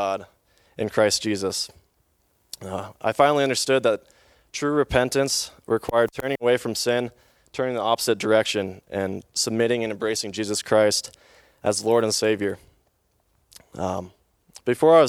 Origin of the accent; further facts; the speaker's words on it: Bozeman, Montana, United States; in Bozeman, Montana all my life, lived in the same home all of my life